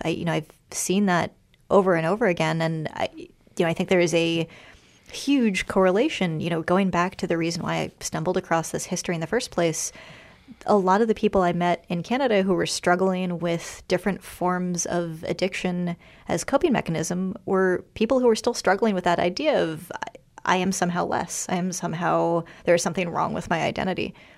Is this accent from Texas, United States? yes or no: no; Washington, District of Columbia, United States; I grew up in Washington, D C